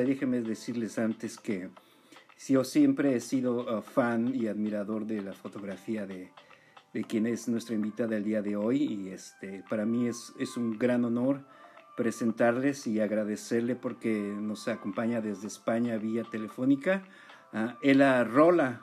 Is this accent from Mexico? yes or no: yes; Mexico; yo que crecí en México